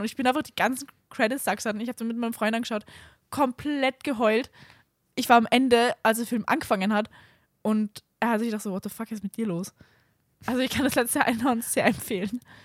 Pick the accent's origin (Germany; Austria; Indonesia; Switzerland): Austria; Salzburg; moved away; wenn ich in Salzburg fahre, mein, in meine Heimat